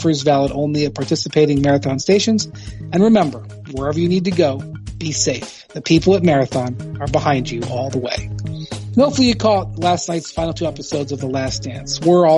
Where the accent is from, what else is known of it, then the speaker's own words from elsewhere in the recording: Ohio, United States; My home state of Ohio has a terrible and a lame statehouse